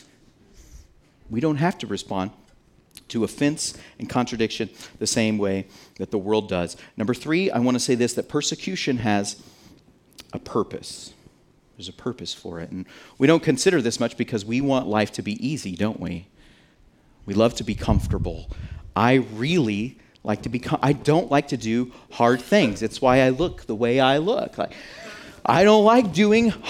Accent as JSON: {"language": "English", "country": "United States", "said": "we're American"}